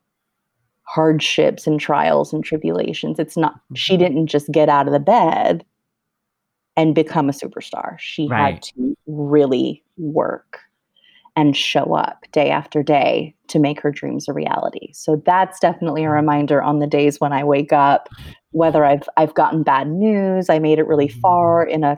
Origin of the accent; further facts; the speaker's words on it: Los Angeles, California, United States; It is a Mexican restaurant in the San Fernando Valley, which is where I grew up in Los Angeles